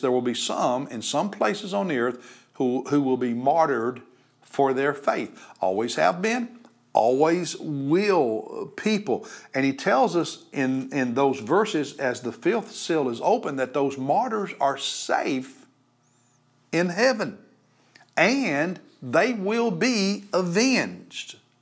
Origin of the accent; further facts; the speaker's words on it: United States; we as American Christians